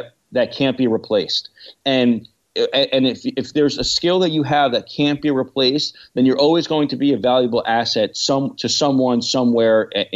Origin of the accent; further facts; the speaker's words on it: New York City, New York, United States; I'm from New York